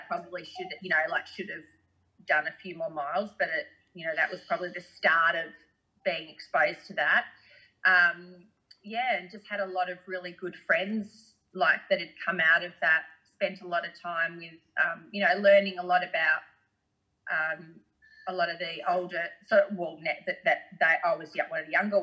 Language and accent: English; Australia; me being an Aussie girl